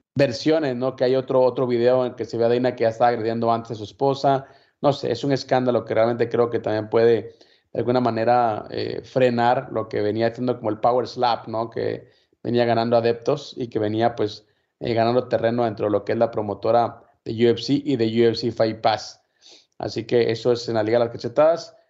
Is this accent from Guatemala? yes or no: yes; Guatemala; yo soy de Guatemala